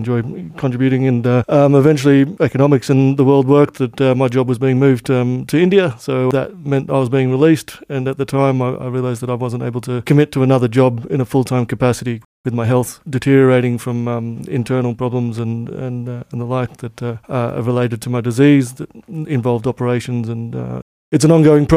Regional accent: Australia; moved away as an adult; now in Luxembourg; As an Australian

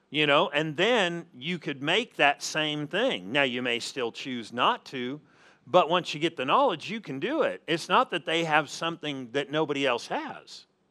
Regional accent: Southern California, United States; moved away; I'm originally from Southern California

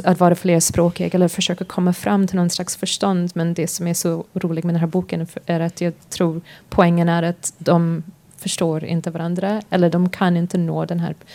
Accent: United States; Swedish is a second language; moved away; also born or lived in Sweden / London; jag är svensk, men uh, för det mesta har jag upp, är jag uppvuxen i USA

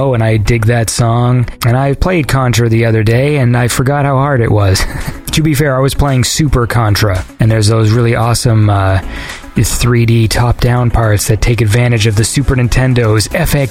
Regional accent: Canada; I'm Canadian.

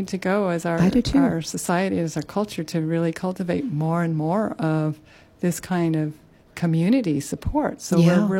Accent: Carlsbad, California, United States; moved away as an adult; also born or lived in Encinitas, California; now in Maui, United States; I grew up in a town called Carlsbad on the coast, and then I spent most of my adult life then in Encinitas, which is just south of Carlsbad, about half hour from San Diego.

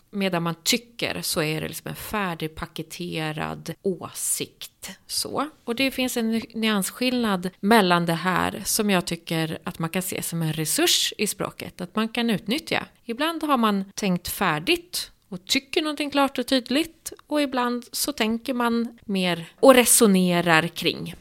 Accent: southern Norrland, Sweden; Jag som kommer från södra Norrland, jag är ju uppvuxen med det här

